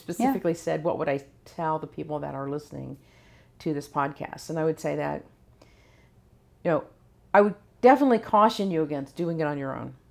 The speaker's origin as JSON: {"language": "English", "town": "Mooresville", "region": "North Carolina", "country": "United States", "tie": "born or raised there", "also_born_or_lived": "California", "moved": "yes", "said": "I actually live in the town that I was born in, and I was born in Mooresville, North Carolina."}